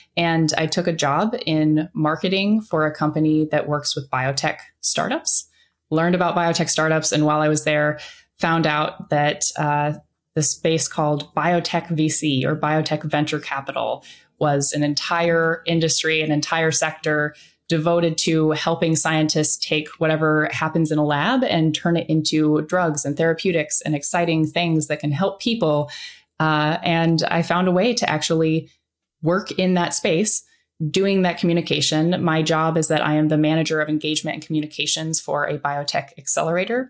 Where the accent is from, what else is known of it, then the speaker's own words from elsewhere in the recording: Iowa, United States; I grew up in Iowa.